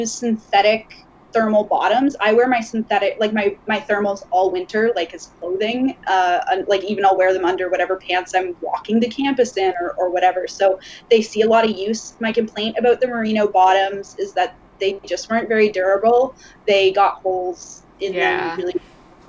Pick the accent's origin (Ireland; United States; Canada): Canada; Lindsay, Ontario; I grew up in Ontario. I grew up in Lindsay, actually.